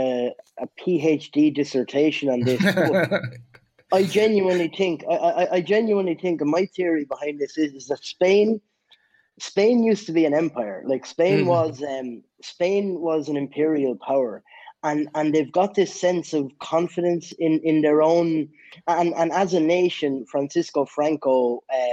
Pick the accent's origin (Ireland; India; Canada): Ireland; I'm from Ireland